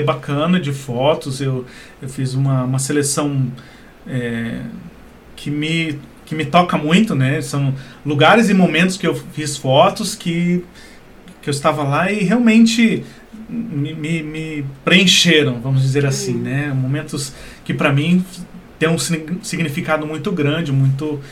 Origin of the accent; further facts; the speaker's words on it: Brazil; nós brasileiros aqui